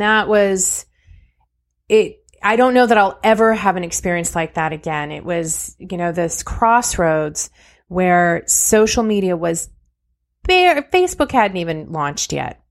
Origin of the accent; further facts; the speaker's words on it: California, United States; I was born and raised in California